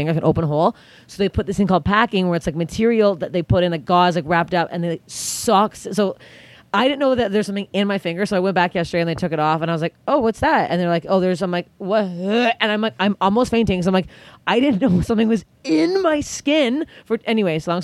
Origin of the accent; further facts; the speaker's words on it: Canada; I'm Canadian